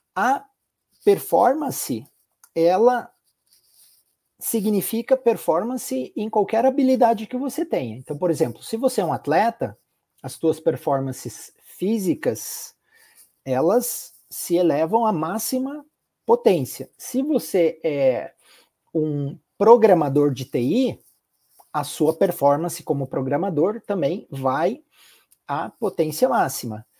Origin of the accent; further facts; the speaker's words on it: Curitiba, Paraná, Brazil; also born or lived in Italy; Eu sou natural aqui de Curitiba, no Paraná, sou de família italiana, então eu nasci e fui criado em Curitiba